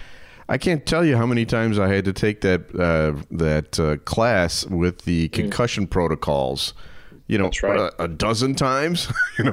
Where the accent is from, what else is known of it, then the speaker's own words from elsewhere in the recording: United States; as an American soccer fan